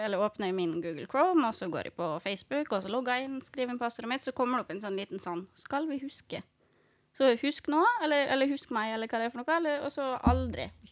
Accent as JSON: {"language": "Norwegian", "town": "Fræna", "region": "Møre og Romsdal", "country": "Norway", "tie": "born or raised there", "said": "født og oppvokst i Fræna"}